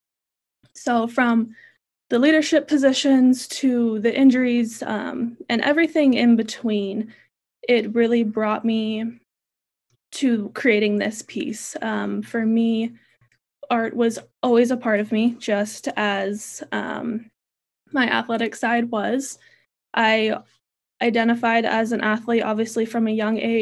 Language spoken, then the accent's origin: English; Central California, United States; Born and raised in California, Central California